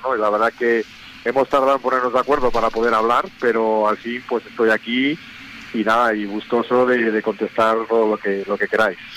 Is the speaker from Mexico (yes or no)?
no; Cantabria, Spain; yo soy cántabro